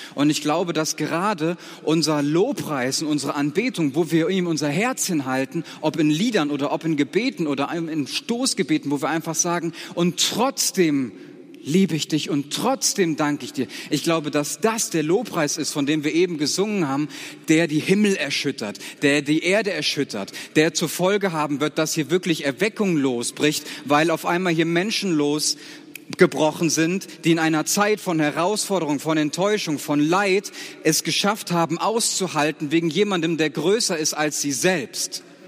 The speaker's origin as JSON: {"language": "German", "area": "Siegerland", "region": "North Rhine-Westphalia", "country": "Germany", "moved": "as an adult", "said": "ich komme aus einem Gebiet Siegerland, das war ein ganz anderes geistliches Klima"}